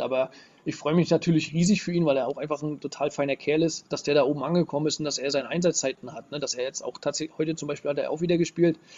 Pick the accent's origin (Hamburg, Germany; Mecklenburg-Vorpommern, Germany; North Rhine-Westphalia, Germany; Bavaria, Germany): Mecklenburg-Vorpommern, Germany; Rostock; ich als Rostocker